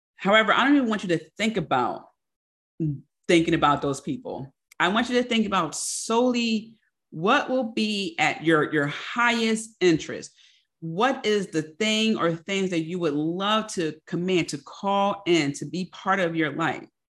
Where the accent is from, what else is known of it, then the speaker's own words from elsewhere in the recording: Philadelphia, Pennsylvania, United States; I'm also a Philadelphian